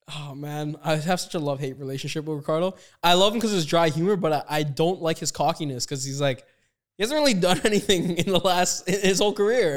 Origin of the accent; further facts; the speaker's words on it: Toronto, Ontario, Canada; Me and Kurt both spent a lot of time in Toronto. I'm born and raised